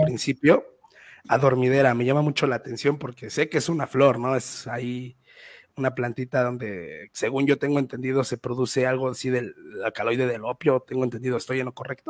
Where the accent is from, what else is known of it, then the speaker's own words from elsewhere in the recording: Mexico; also born or lived in Mexico City; yo soy de un municipio cerca de Ciudad de México